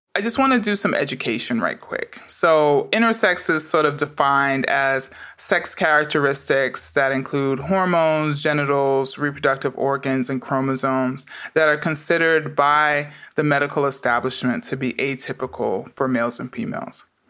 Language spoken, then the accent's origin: English; New York City, New York, United States; I grew up in the Bronx during the crack epidemic